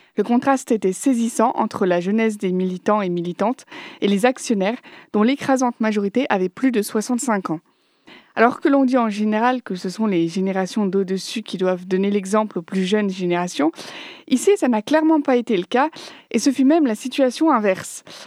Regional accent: Nantes, Pays de la Loire, France; Je suis de Nantes

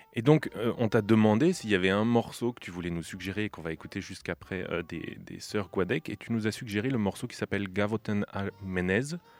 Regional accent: central France, France; je suis originaire du centre de la France

